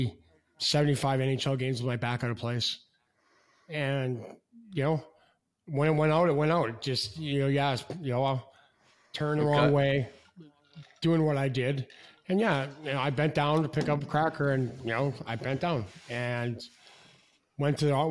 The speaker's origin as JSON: {"language": "English", "region": "Saskatchewan", "country": "Canada", "tie": "born or raised there", "moved": "yes", "said": "It's God's country, Saskatchewan."}